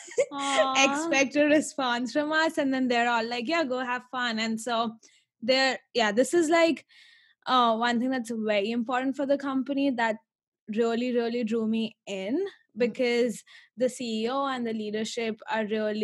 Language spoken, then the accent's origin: English; India; moved away as an adult; I'm originally from India and I've been here for 4 years.